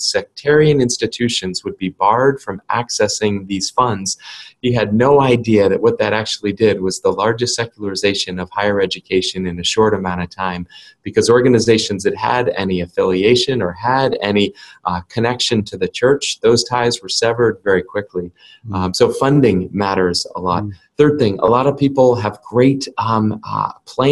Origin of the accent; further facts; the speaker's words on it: New England, United States; my experience growing up in New England was that it was a great place